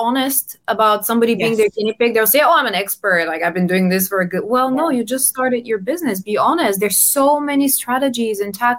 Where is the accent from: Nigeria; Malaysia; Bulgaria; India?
Bulgaria; English is a second language; now in London, United Kingdom; I come from Bulgaria, but I've lived all around. I'm based in London.